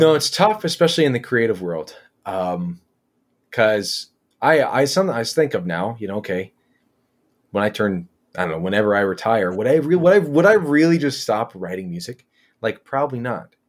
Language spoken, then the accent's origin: English; Philadelphia, Pennsylvania, United States; also born or lived in rural Michigan; now in Michigan, United States; I grew up in Philadelphia